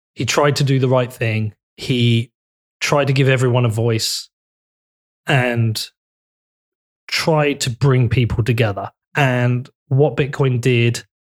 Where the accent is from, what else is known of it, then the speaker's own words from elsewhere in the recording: Bedford, East of England, United Kingdom; my town's really important to me. I'm from Bedford